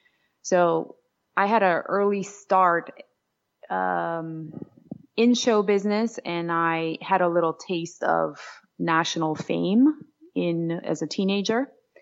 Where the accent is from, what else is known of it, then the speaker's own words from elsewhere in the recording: Georgia; English is a second language; moved away; late 90s when I moved to New York City from Georgia, but it was absolutely a part of Soviet Union.